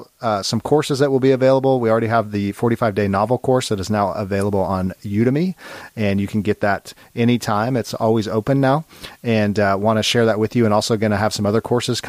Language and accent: English; Long Beach, California, United States; I grew up in Long Beach.